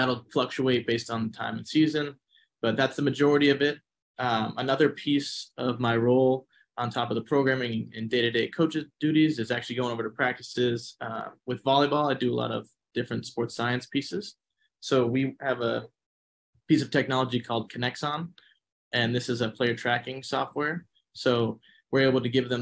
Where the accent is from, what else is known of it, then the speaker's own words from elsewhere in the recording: Massachusetts, United States; moved away as an adult; now in Arizona, United States; I'm originally from Massachusetts. Made my way out here to Arizona State for my grad assistant position